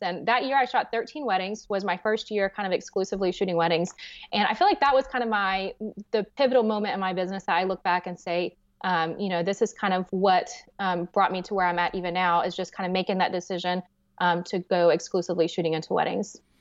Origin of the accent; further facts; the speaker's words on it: the South, United States; I'm from the South